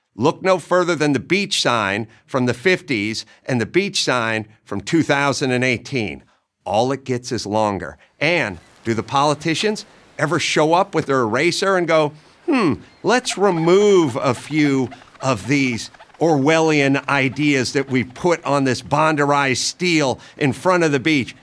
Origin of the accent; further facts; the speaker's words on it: Southern California, United States; I grew up in Southern California